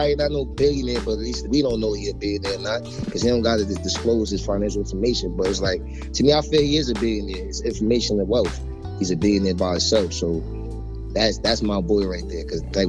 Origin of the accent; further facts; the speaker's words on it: New York City, New York, United States; I'm from Brooklyn, New York. Mm-hmm. Marcy Projects.